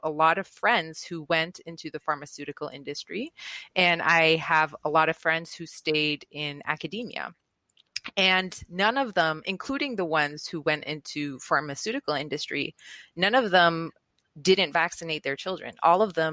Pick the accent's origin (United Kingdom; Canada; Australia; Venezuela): Venezuela; moved away; I was raised in Venezuela, and in Venezuela, anti-vax just wasn't a thing.